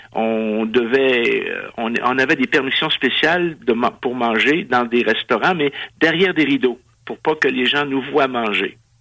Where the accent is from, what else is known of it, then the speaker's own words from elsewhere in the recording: Canada; je suis un Canadien